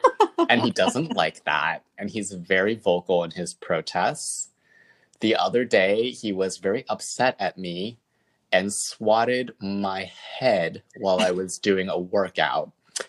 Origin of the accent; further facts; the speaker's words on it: California, United States; born there; I would tell them that my parents are from Taiwan, but I was born in California.